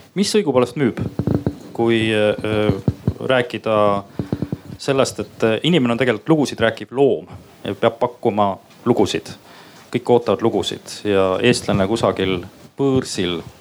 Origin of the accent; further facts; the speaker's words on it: Estonia; ma olen lihtsalt üks Eesti inimene